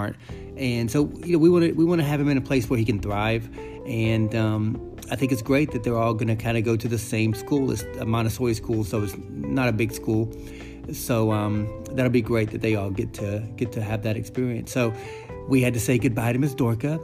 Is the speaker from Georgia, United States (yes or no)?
yes; North Georgia, United States; moved away as an adult; also born or lived in Boston / San Francisco / Los Angeles; I was born in North Georgia, which is the country, which is the sticks